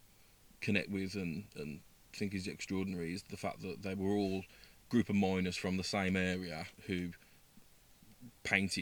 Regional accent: Birmingham, West Midlands, United Kingdom; accent: Brummie; I've got quite a strong Brummie accent

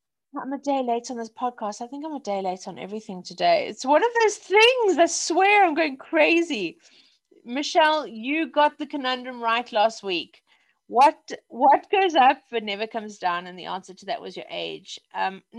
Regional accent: South Africa; also born or lived in Wimbledon, London; now in London, United Kingdom; I'm South African

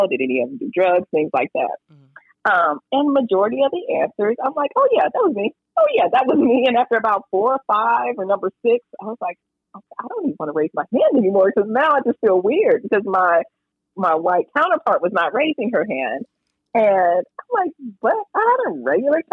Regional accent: Hapeville, Georgia, United States; I grew up in Hatesville, Georgia

